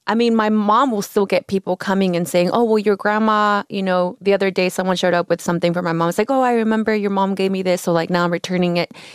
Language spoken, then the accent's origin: English; Oaxaca, Mexico; now in Los Angeles, United States; I grew up in Oaxaca